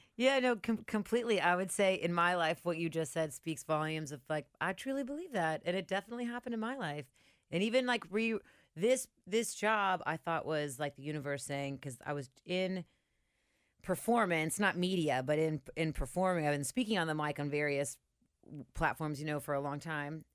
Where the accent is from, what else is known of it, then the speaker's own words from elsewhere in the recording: Cincinnati, Ohio, United States; I'm from White Oak